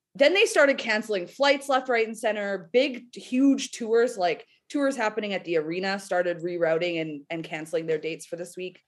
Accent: Canada; being Canadian.

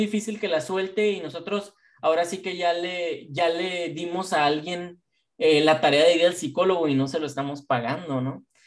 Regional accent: Mexico; nosotros nacimos en México

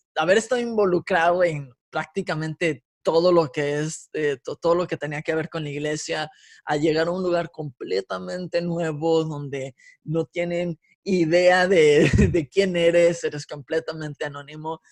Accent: Guadalajara, Jalisco, Mexico; also born or lived in California; nací en California, me crié en la bella metrópoli de Guadalajara

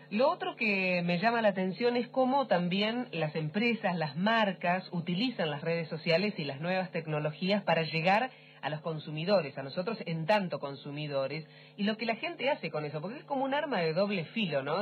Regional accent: Trelew, Chubut, Argentina; yo soy de Trelew, de Chubut más o menos

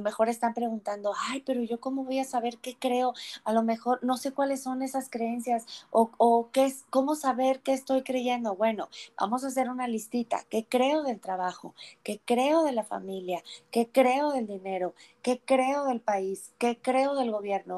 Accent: Durango, Mexico; moved away; also born or lived in Puebla; yo nací en Puebla, pero yo crecí en la ciudad de Durango

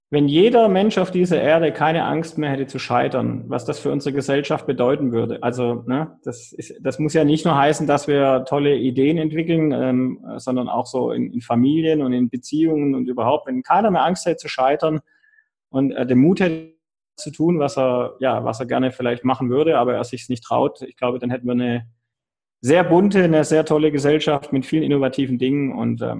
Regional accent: Baden-Württemberg, Germany; komme ja aus dem Schwabenland. Und von daher, ähm, klar, Spätzle, Maultaschen.

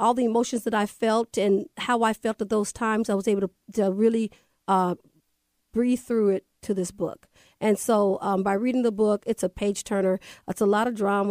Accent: Everett, Washington, United States; moved away as an adult; also born or lived in Kirkland, Washington / Seattle, Washington; now in Las Vegas, United States; I grew up in Everett, Washington, right off Mukilteo Boulevard. From there, I moved to Kirkland, where I graduated from Juanita High School

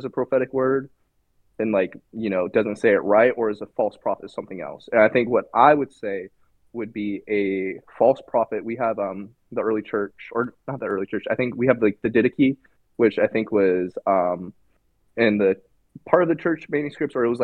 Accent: Indiana, United States; now in North Carolina, United States; I was from Indiana

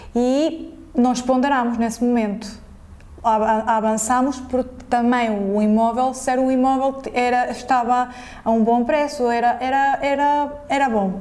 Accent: Venezuela; moved away as an adult; also born or lived in Portugal; now in Lisbon, Portugal; eu sou venezuelana, portanto, emigrei para Portugal

